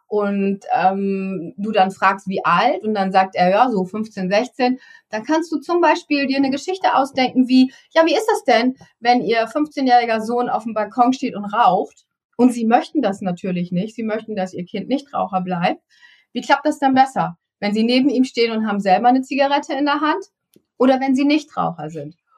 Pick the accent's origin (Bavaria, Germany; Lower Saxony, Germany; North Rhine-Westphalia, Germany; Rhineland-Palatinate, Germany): Lower Saxony, Germany; East Frisia; ich bin in Ostfriesland groß geworden